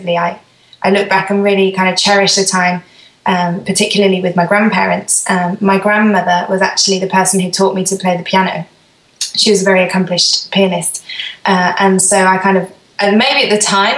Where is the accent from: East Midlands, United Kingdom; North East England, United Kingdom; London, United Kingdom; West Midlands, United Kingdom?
West Midlands, United Kingdom; Birmingham; moved away as an adult; now in Sweden; I'm from Birmingham in England. Lived there kind of most of my life.